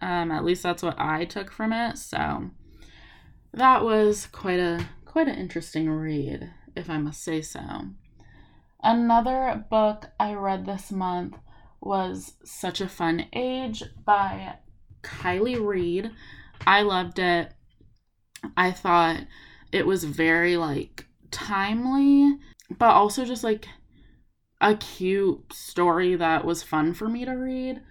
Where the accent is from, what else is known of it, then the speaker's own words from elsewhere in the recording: Los Angeles, California, United States; also born or lived in Tacoma, Washington; I go to school in Washington, but I'm from Los Angeles